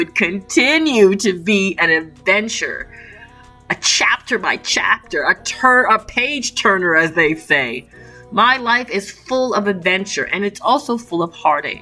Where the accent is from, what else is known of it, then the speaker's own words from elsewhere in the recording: Toronto, Ontario, Canada; I was born and raised in Toronto, Canada